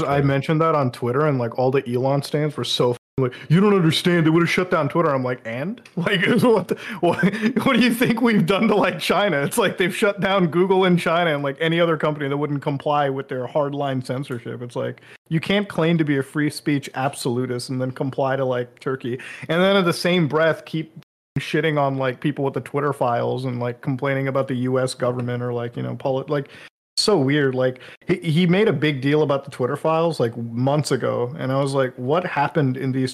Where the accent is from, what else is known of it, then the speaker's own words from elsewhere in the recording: India; I'm from India, so like being an Indian Muslim